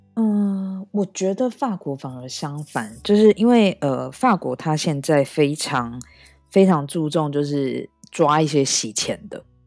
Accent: Taiwan; now in France; 因为毕竟我是一个台湾人

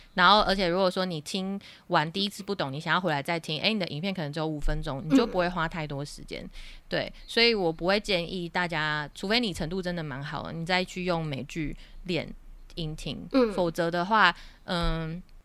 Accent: Taiwan; 在台湾学英文的学生经历过的那个学习过程，其实我也有经历过

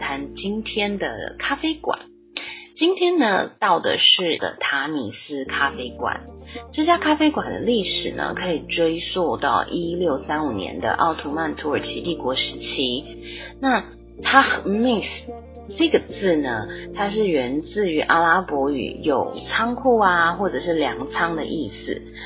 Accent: Taiwan; 我们台湾人订婚的时候啊，女生要为男方亲属奉茶的习俗

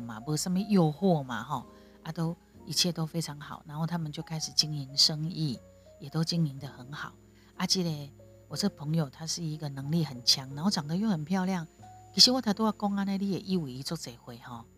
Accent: Taiwan; 我是台湾人的角度分享我的所见所闻

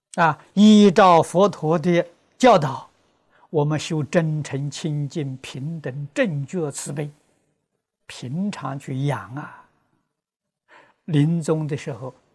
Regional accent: China; 我们中国人

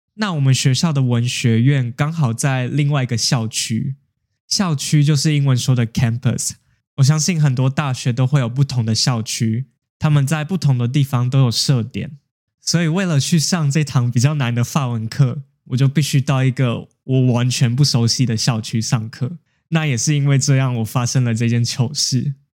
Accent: Taiwan; also born or lived in Japan; 那身为一个台湾人，我在一间日本公司工作

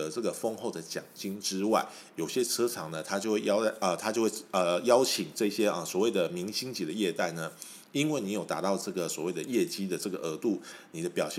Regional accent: Taiwan; 我们台湾人都有个习俗，就是说鬼月的时候，我们不喜欢买车

